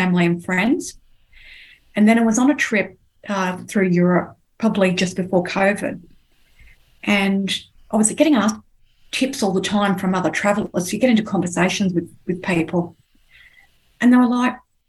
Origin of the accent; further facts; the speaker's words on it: Sydney, New South Wales, Australia; moved away as an adult; now in Melbourne, Australia; I was born in Sydney